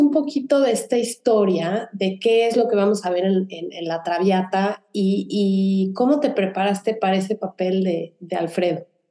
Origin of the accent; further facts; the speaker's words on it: Mexico; now in Houston, United States; Ani y yo somos de México